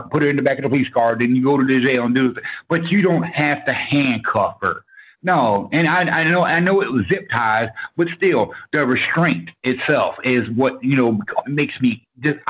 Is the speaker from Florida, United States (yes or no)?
yes; Orlando, Florida, United States; now in Georgia, United States; I was born and raised in Orlando, Florida